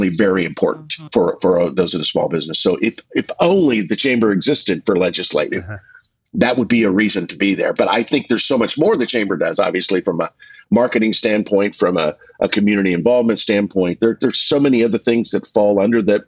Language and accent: English; Augusta, Kansas, United States; now in Wichita, United States; I'm from the area. Mm-hmm. I grew up in Augusta. I've been in Wichita since 1981